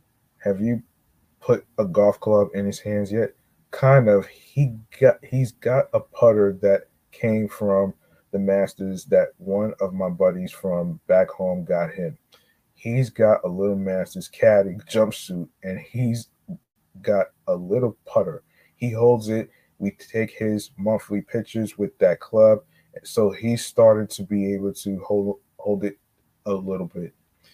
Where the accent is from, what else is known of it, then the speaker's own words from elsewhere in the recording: Santa Barbara, California, United States; I grew up in Santa Barbara, but moved up to the Napomo area.